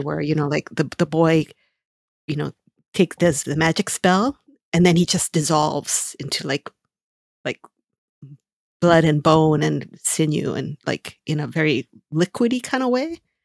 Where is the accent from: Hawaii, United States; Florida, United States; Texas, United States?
Hawaii, United States; moved away; growing up in Hawaii